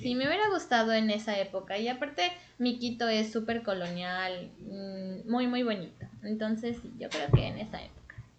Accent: Quito, Pichincha, Ecuador; yo soy de Quito, Ecuador

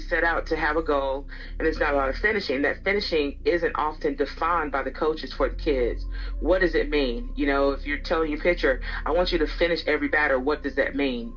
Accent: Tuscaloosa, Alabama, United States; I am from Tuscaloosa, Alabama, and um, you know grew up about maybe 15 minutes from the UA itself

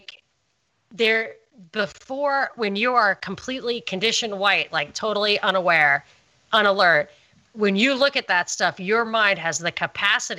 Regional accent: New York, United States; I'm from New York

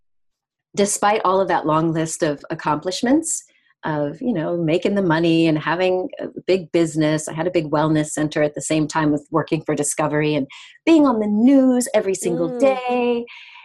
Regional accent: United States; moved away as an adult; also born or lived in South of France / British Guiana (mother's origin); now in France; I'm American. I've been living in the south of France for the last 7.5 years

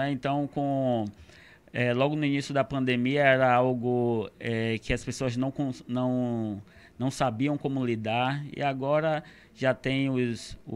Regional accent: Salvador, Bahia, Brazil; Foi, nasci em Salvador. Tive uma infância como de outra criança normal, né?

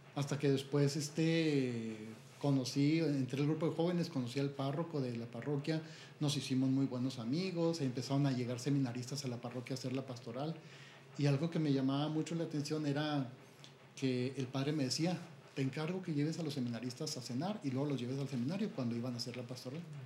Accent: Chihuahua, Mexico; Soy originario de aquí, de Chihuahua.

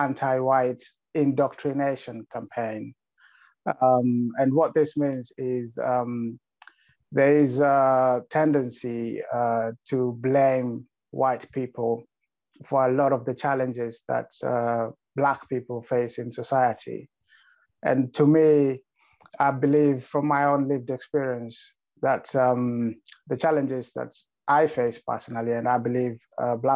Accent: Kenya; now in United Kingdom; I was born in Kenya, living in the UK at the moment

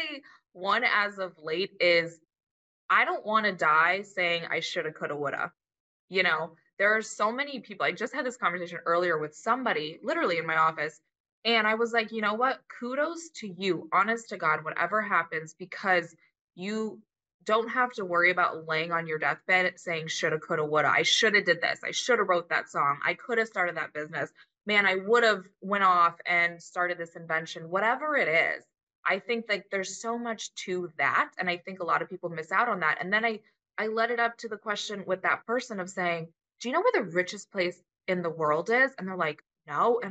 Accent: Florida, United States; I grew up in Florida my whole life.

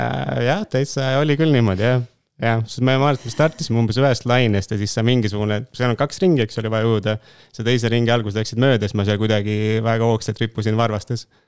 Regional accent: Tooma, Jõgeva County, Estonia; pärit olen Jõgevamaalt, sellisest väikesest kohast nagu Tooma

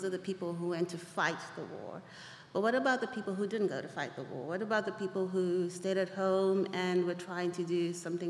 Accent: Zimbabwe; I'm from Zimbabwe

